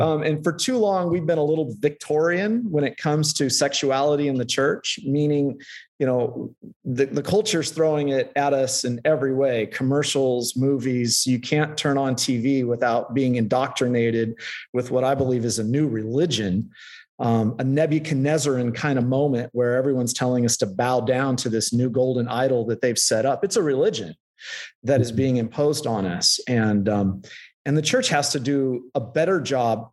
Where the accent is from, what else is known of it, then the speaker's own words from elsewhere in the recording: Central California, United States; also born or lived in Lynden, Washington; now in Escondido, United States; I grew up in Central California